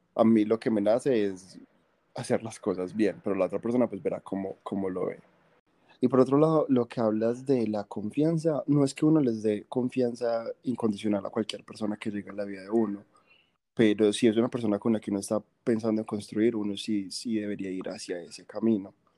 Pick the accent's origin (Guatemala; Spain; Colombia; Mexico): Colombia; Medellín, Antioquia; somos de Medellín